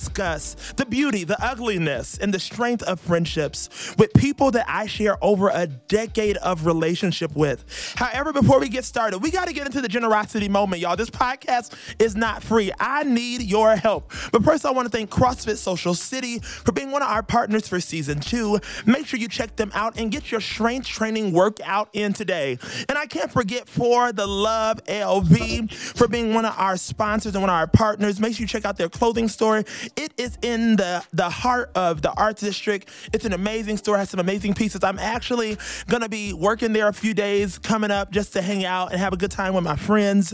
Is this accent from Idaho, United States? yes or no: no; McDonough, Georgia, United States; I grew up in McDonough, Georgia, and I met them through middle school